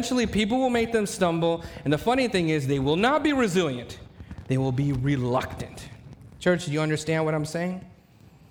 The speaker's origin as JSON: {"language": "English", "town": "Mesquite", "region": "Texas", "country": "United States", "tie": "born or raised there", "said": "I was raised in Mesquite, Texas"}